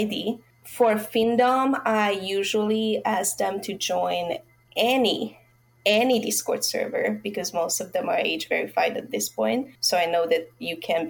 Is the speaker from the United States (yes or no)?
no; Budapest, Hungary; I'm from Hungary